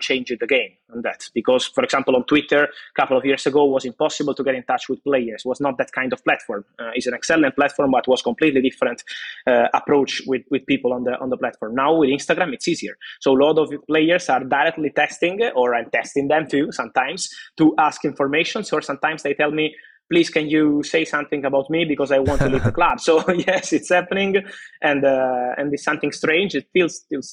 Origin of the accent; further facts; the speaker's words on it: Naples, Campania, Italy; I was in Napoli, I'm from Napoli, my family's still there